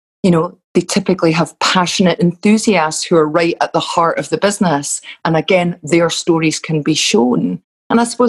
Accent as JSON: {"language": "English", "town": "Glasgow", "region": "Scotland", "country": "United Kingdom", "accent": "Glasgow", "said": "my Glasgow vocabulary may come through"}